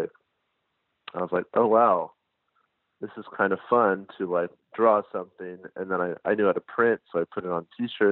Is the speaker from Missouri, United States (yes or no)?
no; Los Angeles, California, United States; I'm from Los Angeles